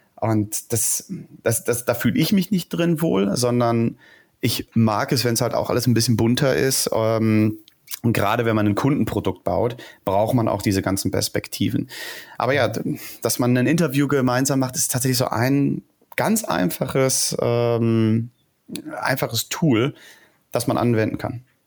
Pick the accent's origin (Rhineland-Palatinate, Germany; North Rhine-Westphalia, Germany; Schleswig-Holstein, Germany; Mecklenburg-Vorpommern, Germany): North Rhine-Westphalia, Germany; Ruhr area; moved away as an adult; now in Berlin, Germany; geboren im Ruhrgebiet